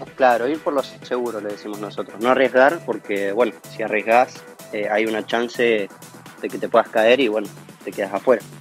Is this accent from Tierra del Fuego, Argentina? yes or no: yes; Río Grande, Tierra del Fuego, Argentina; moved away as an adult; now in Córdoba, Argentina; Soy de Tierra del Fuego, eh, en Río Grande